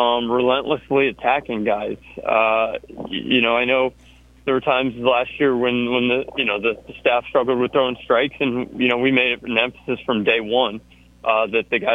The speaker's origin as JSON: {"language": "English", "region": "Georgia", "country": "United States", "tie": "born or raised there", "moved": "as an adult", "lives_now": "Auburn, United States", "said": "I grew up in Georgia"}